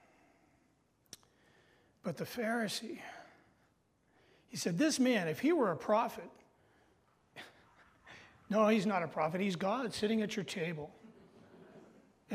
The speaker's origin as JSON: {"language": "English", "region": "Massachusetts", "country": "United States", "tie": "born or raised there", "moved": "yes", "lives_now": "North Country, United States", "said": "I was born in Massachusetts"}